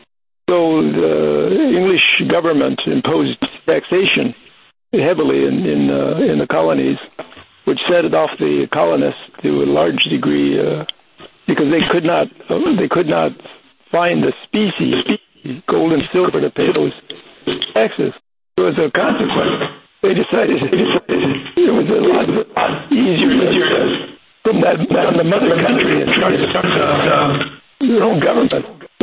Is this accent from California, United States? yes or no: yes; Whittier, California, United States; also born or lived in Compton / Pico Rivera; I moved on from Compton, which is celebrated today in the news and in society as a place of song and gangsters, to Pico Rivera and then Whittier. I graduated from high school in Whittier.